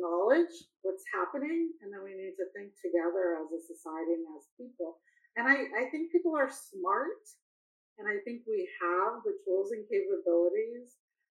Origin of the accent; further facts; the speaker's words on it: China; moved away; I came from China, but that's what they're calling it at Davos now.